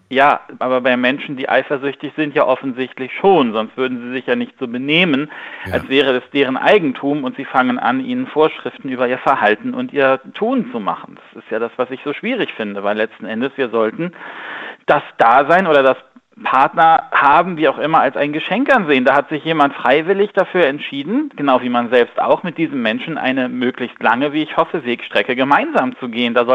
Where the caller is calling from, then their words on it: Bonn, North Rhine-Westphalia, Germany; Einen wunderschönen guten Morgen. Hallo, grüß dich.